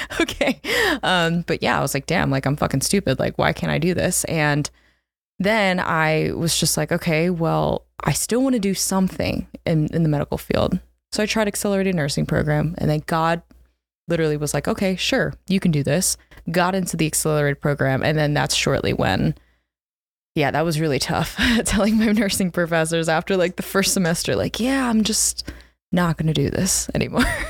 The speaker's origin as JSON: {"language": "English", "region": "New Jersey", "country": "United States", "tie": "born or raised there", "also_born_or_lived": "Philadelphia", "said": "I grew up in South Jersey, so almost kind of a Philly girl"}